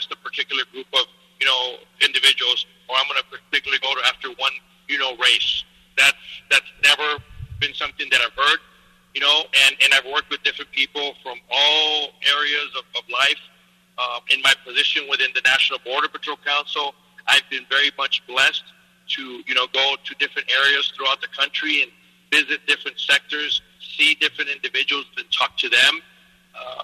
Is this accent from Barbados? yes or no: no; Mexico; now in United States; I wasn't born in the United States. I was born in Mexico. My parents were immigrants